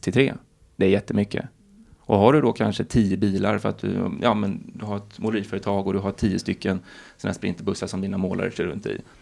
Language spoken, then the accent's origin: Swedish; Stockholm, Stockholm County, Sweden; moved away; also born or lived in Gothenburg; Jag är född i Stockholm. Jag bodde bara femton korta år i Göteborg